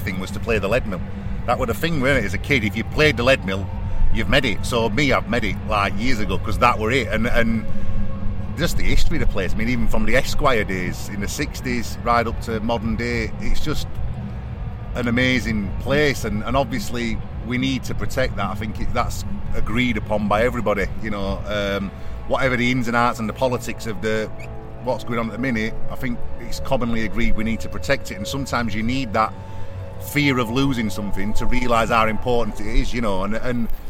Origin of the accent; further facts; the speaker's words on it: Sheffield, Yorkshire and the Humber, United Kingdom; as we say in Sheffield.